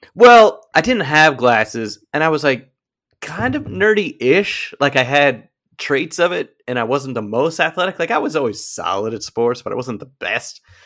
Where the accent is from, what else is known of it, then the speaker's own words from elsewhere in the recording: Brookline, Massachusetts, United States; growing up in Brookline, Massachusetts